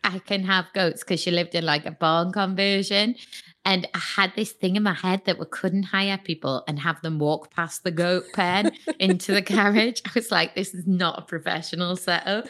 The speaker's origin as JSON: {"language": "English", "town": "Newcastle upon Tyne", "region": "North East England", "country": "United Kingdom", "said": "I'm from Newcastle, th, uh, the party city."}